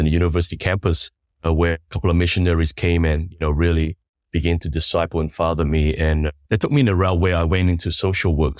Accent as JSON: {"language": "English", "country": "New Zealand", "tie": "born or raised there", "also_born_or_lived": "Sandakan, Sabah, Malaysia", "moved": "as an adult", "lives_now": "Singapore", "said": "we moved to New Zealand when I was about maybe nine years old. And, uh, so I grew up in New Zealand for about twenty-plus"}